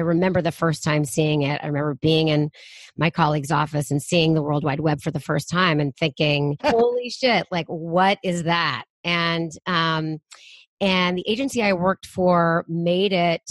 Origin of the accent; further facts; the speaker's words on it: Bay Area, California, United States; I was born and raised in the Bay Area